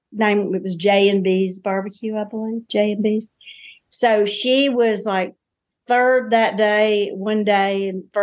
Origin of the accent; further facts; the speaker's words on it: the South, United States; I'm a Southerner